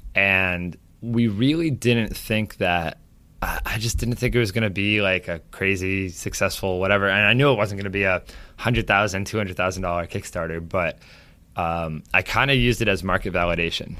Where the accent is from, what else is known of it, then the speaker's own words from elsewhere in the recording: Saratoga Springs, New York, United States; also born or lived in Boston; I grew up in Saratoga. I've lived here most of my entire life, other than California for a few months and uh, Boston for college